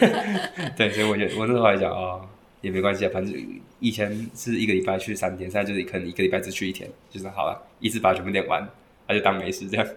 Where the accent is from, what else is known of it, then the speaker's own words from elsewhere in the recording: Taiwan; 以我们台湾人来听的话